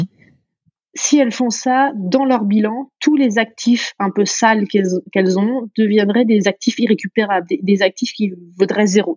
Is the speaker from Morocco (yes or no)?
no; France; accent: French; moved away; also born or lived in New York; j'avais l'accent le plus français